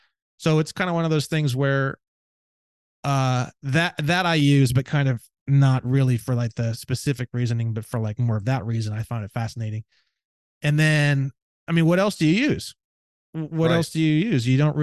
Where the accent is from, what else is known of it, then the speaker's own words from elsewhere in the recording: Indiana, United States; because I grew up in Indiana, we even had wood shop